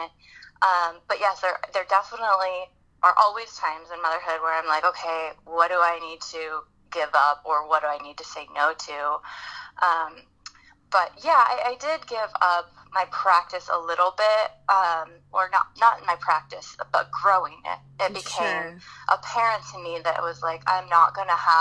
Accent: the Bay Area, California, United States; now in San Diego, United States; I'm originally from the Bay Area, so I'm a California girl at heart

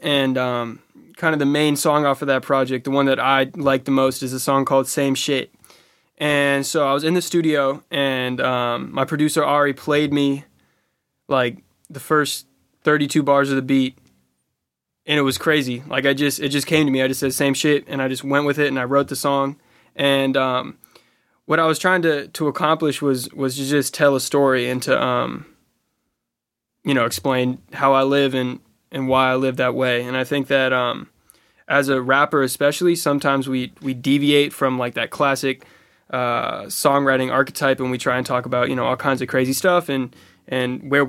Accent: Oakland, California, United States; I'm from Oakland, California, the Bay Area. It's a place of innovators and creators and rebels and people who have... change the way that we look at culture and we look at music and we look at art in general.

